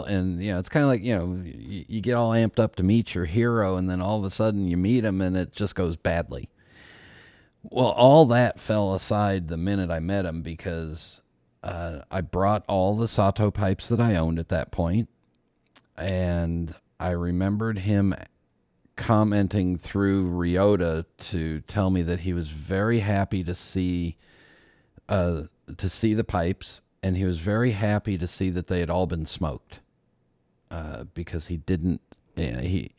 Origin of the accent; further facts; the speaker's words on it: United States; I'm an American.